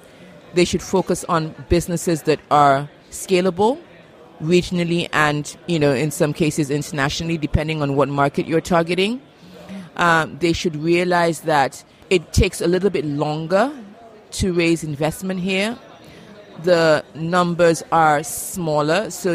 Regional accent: Nigeria; So I'm Nigerian and I work in the Nigerian market.

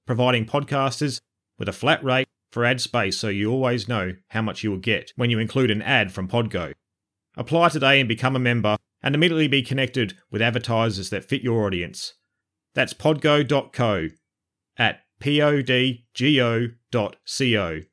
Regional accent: Alice Springs, Northern Territory, Australia; moved away; I'm actually from Alice Springs. I was born here, moved away and then came back

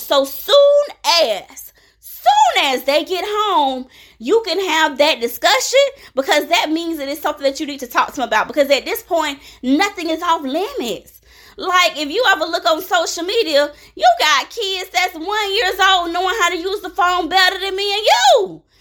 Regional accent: Jacksonville, Florida, United States; when I was growing up in Jacksonville, Florida, we did not have gangs

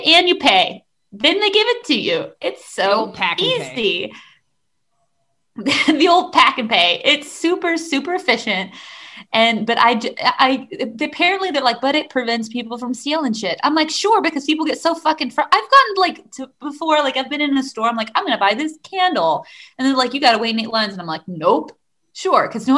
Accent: United States; now in Chile; I'm an American

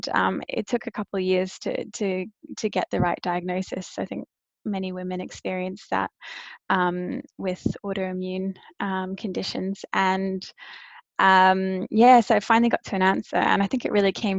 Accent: Brisbane, Queensland, Australia; also born or lived in South Africa; now in London, United Kingdom; I grew up in Brisbane in Australia

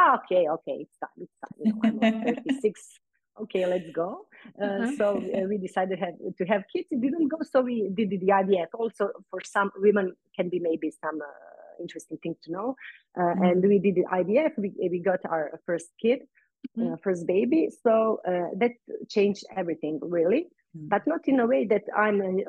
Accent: Croatia; in my island, in my hometown.

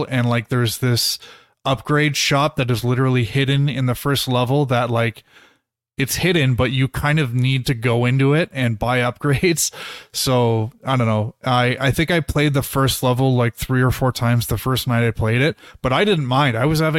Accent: Toronto, Ontario, Canada; I grew up in Toronto, so it's kind of fun playing levels and like recognizing the TTC buses and like Casa Loma and stuff like that.

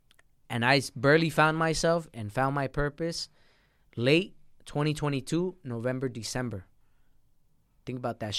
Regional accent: Mexico; born there; My brother was born down there. My sister was born down there. I was born in Mexico. That's another story. I'm illegal.

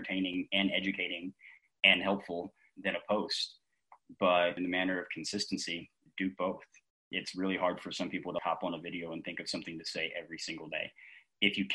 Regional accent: Cincinnati-Dayton area, Ohio, United States; I'm actually from the Cincinnati-Dayton area

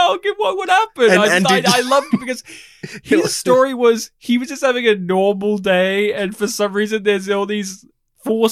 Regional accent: Australia; my hometown in rural Australia

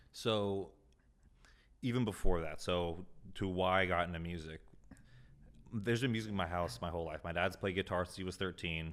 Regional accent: Carlsbad, California, United States; now in Encinitas, United States; born and raised in Carlsbad, California. I'm currently living in Encinitas.

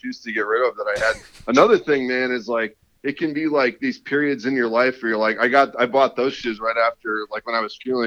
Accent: South Lyon, Michigan, United States; born or raised there; also born or lived in Columbus, Ohio / Birmingham, Michigan / Troy, Michigan

